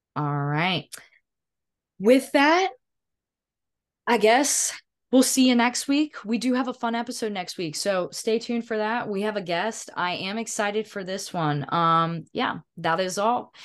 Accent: Edenton, North Carolina, United States; born or raised there; moved away

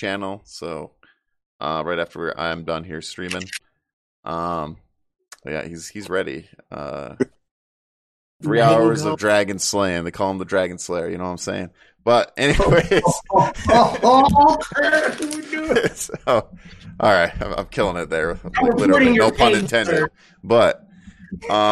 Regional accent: Michigan, United States; I'm from Michigan.

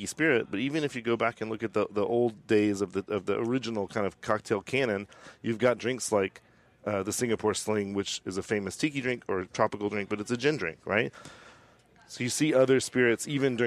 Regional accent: Austin, Texas, United States; I'm from Austin, Texas

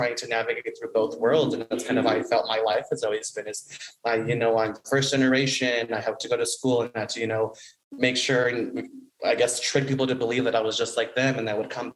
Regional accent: Denver, Colorado, United States; now in Los Angeles, United States; growing up in Denver, we were at first like the only brown family.

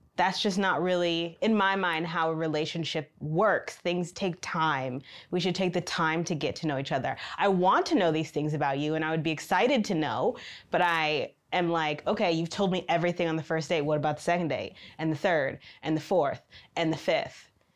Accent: Michigan, United States; moved away as an adult; now in China; I've lived in China for three years, and I am from Michigan in the United States

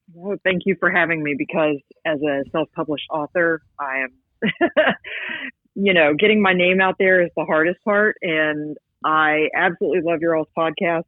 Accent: West Virginia, United States; moved away as an adult; now in Georgia, United States; I grew up in West Virginia, which you know is the land of the X Files

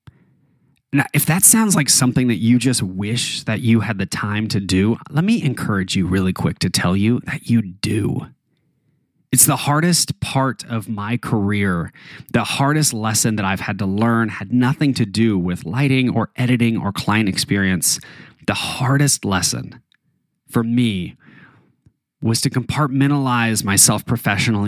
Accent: Taos, New Mexico, United States; moved away; back where I grew up in Taos, New Mexico

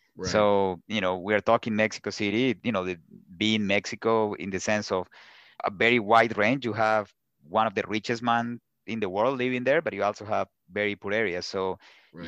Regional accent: Colombia; English is a second language; moved away; also born or lived in Pittsburgh; I grew up in Colombia

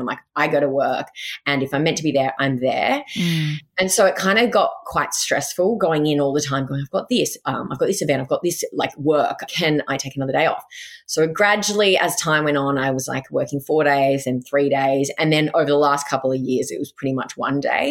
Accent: Goulburn, New South Wales, Australia; also born or lived in Sydney; I actually grew up in a country town called Goulburn.

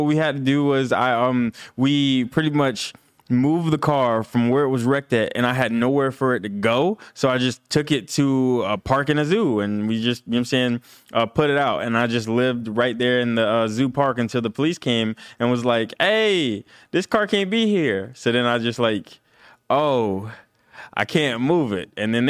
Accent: Roberta, Georgia, United States; now in Los Angeles, United States; So I'm not from LA. I'm actually from Roberta, Georgia. It's this super small country town. It's in the middle of Georgia. So it's like a middle Georgia town.

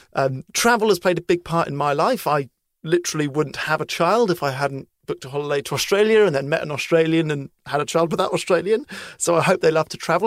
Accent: United Kingdom; as a British person

